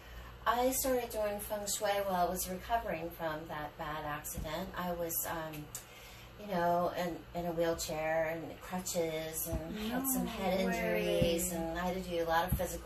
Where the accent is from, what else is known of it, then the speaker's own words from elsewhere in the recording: Frederick, Maryland, United States; moved away as an adult; also born or lived in Ocean City, Maryland; now in Florida, United States; I grew up in Frederick, Maryland, small town like Mayberry